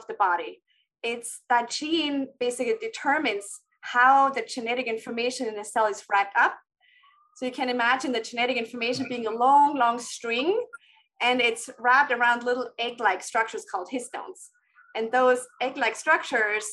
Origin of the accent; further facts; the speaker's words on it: Austria; moved away; I'm from Austria and trained there first before training again